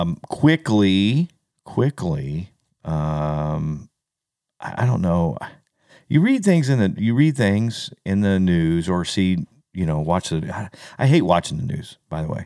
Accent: United States; growing up in America, being an American and a proud American

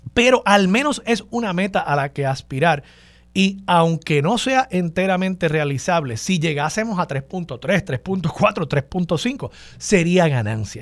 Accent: Puerto Rico; born or raised there

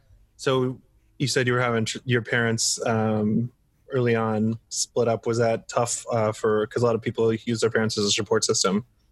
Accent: Roanoke, Virginia, United States; Funny enough, I grew up in Roanoke, Virginia, which is a big Magic hub. Because that's where Star City Games is.

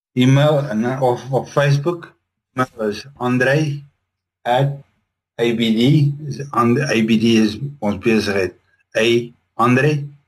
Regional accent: Roodepoort, Gauteng, South Africa; moved away as an adult; also born or lived in Paarl area (garbled 'Paarlborg'); now in United States; Ek sê ek het in Paarlborg groot geword, maar eintlik in Johannesburg, Roodepoort area.

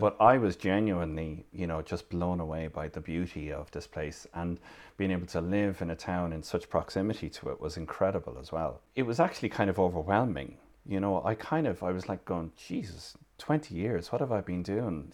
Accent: Limerick, Munster, Ireland; moved away as an adult; also born or lived in Dublin; now in Kerry, Ireland; I'm originally from Limerick City. I'm living here in Kerry for the best part of most of the last thirty years.

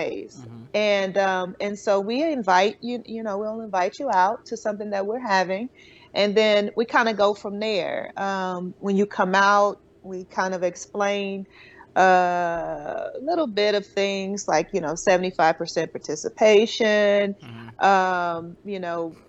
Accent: Shreveport, Louisiana, United States; I'm from a small town. I'm from Shreveport, Louisiana. And I grew up with my grandmother's house was next to my aunt's house

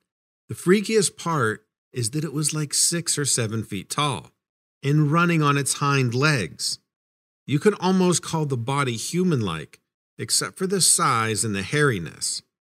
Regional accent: Atlanta, Georgia, United States; now in Maine, United States; I'm originally from Atlanta, Georgia, and grew up in more of a city setting, so rural Maine is a big change for me.

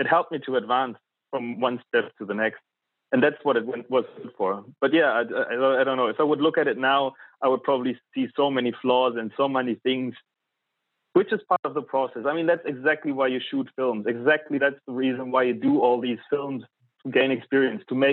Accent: East Germany, Germany; moved away as an adult; also born or lived in London; I was born in East Germany.

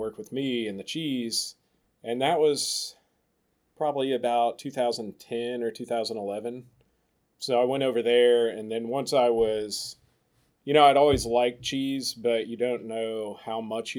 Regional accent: Oak Ridge, Tennessee, United States; also born or lived in Johnson City, Tennessee; I grew up in Oak Ridge. It's right outside Knoxville.

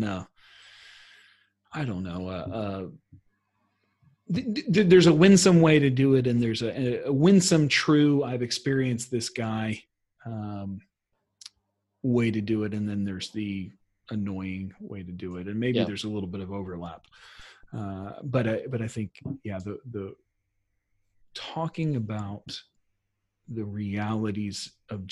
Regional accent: United States; as an American

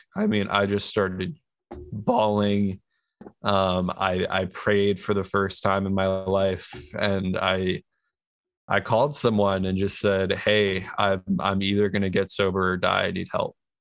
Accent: New York, United States; moved away as an adult; now in California, United States; I was born and raised in New York.

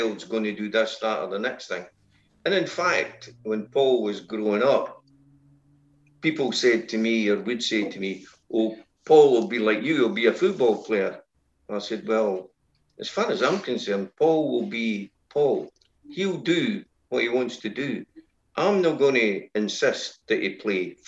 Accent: Inverkeithing, Scotland, United Kingdom; I was born and brought up in Inverkeithing.

